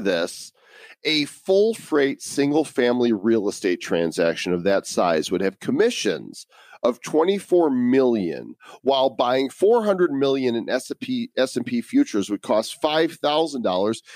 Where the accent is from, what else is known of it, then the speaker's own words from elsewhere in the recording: United States; growing up in America